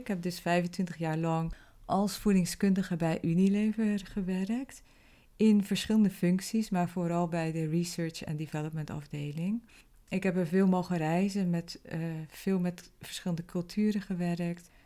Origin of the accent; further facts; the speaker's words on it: Zeelandic Flanders, Netherlands; moved away as an adult; also born or lived in Belgium / The Hague; now in Rotterdam, Netherlands; oorspronkelijk kom ik uit Zeeland en ben opgegroeid in een klein dorpje in Zeeuws-Vlaanderen